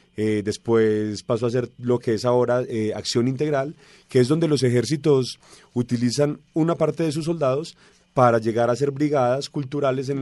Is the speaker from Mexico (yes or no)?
no; Colombia; also born or lived in Argentina / Brazil; Yo le dije, colombiano